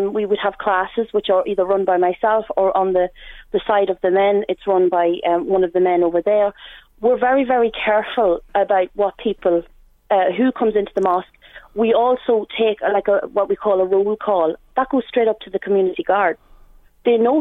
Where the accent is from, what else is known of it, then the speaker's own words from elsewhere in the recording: Dundalk, Leinster, Ireland; I'm from Dundalk and I've lived here majority of my life